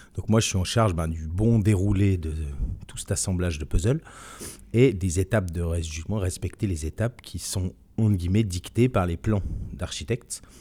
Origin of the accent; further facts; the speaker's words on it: Switzerland; moved away as an adult; now in France; je suis suisse de, de nationalité. J'ai vécu toute mon enfance en Suisse